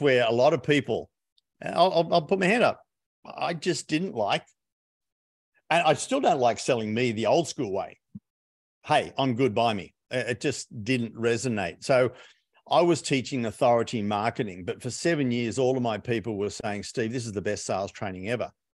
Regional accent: Australia; Being an Aussie

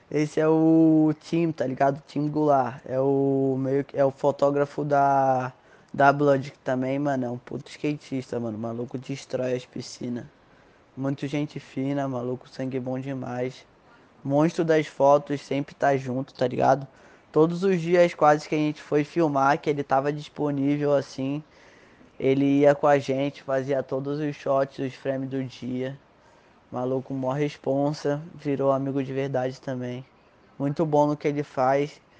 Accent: Brazil; Querendo ou não, foda-se, mano, eu sou brasileiro, eu gosto pra caralho da nossa cultura, tá ligado?

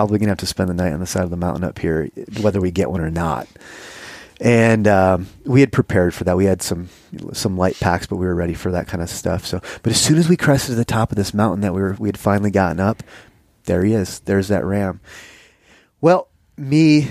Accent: Michigan, United States; I grew up hunting whitetails in Michigan

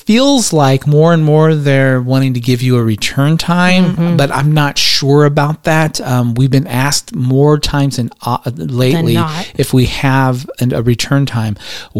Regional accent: Georgia, United States; The country. We're from Georgia.

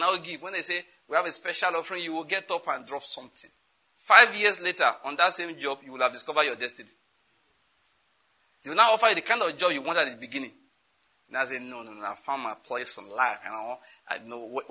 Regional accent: Western Nigeria, Nigeria; I'm from Western Nigeria

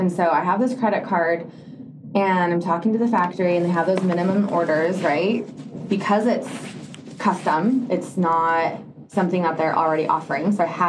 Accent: Argentina; moved away; I grew up in Argentina.

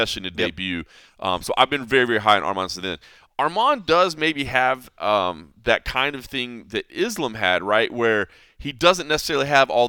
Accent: Texas, United States; my home state of Texas.

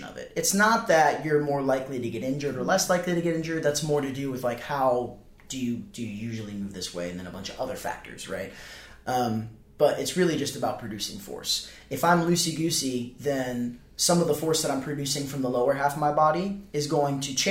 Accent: the South, United States; I'm from the South

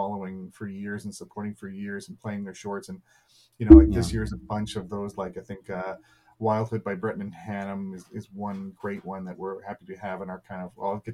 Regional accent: Calgary, Alberta, Canada; now in Toronto, Canada; I grew up in Calgary, been based out of Toronto

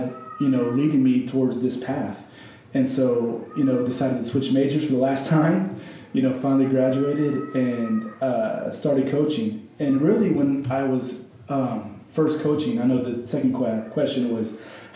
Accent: Lewisville, Texas, United States; I grew up mostly in Lewisville, Texas

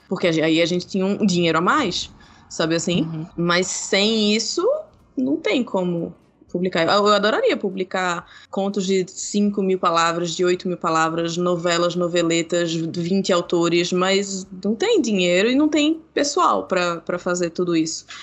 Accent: Brazil; nós somos brasileiros

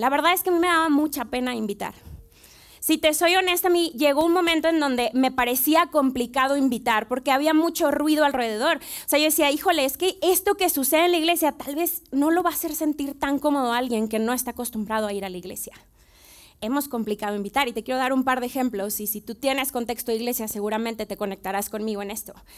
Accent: Monterrey, Nuevo León, Mexico; moved away as an adult; now in Mexico City, Mexico; yo soy de Monterrey, tenemos cerca de tres años en la ciudad

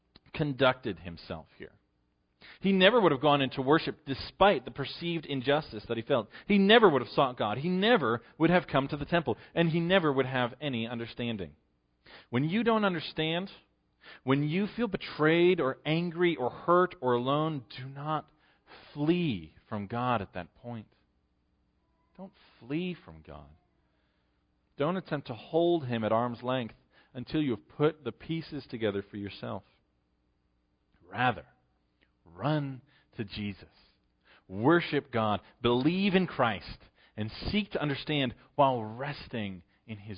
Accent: Western New York, United States; I'm from Western New York

